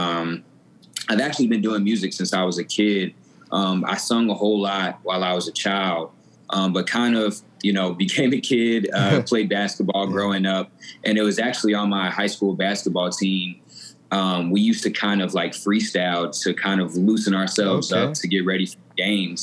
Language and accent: English; Atlanta, Georgia, United States; also born or lived in Denver, Colorado; I was born in Denver, Colorado, raised in Atlanta, Georgia